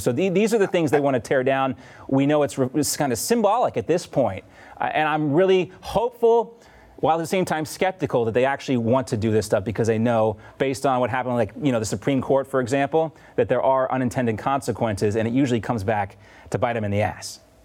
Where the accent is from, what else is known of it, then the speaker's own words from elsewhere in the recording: Deep South, United States; I grew up in the Deep South, but my parents are from the Northeast